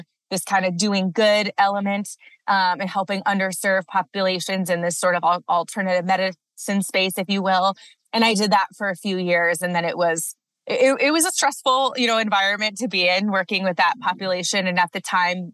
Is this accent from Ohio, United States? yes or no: yes; Cleveland, Ohio, United States; moved away as an adult; also born or lived in Maryland; now in Colorado, United States; I grew up outside of Cleveland, Ohio, went to school on the East Coast, University of Maryland